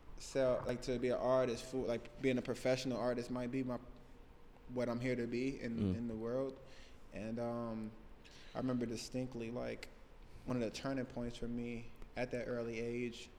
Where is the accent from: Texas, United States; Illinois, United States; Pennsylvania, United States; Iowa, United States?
Illinois, United States; Chicago; moved away as an adult; also born or lived in northern Michigan; now in Oregon, United States; I was in Chicago. I'm from Chicago